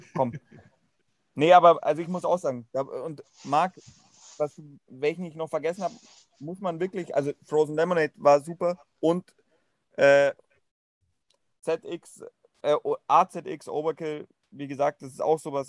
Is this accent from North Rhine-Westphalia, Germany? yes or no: no; Munich, Bavaria, Germany; Sage ich jetzt auch als Münchner